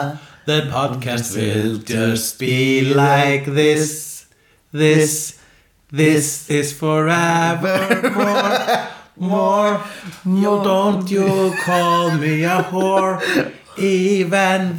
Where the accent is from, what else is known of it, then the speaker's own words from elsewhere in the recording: Iceland; I am an Icelandian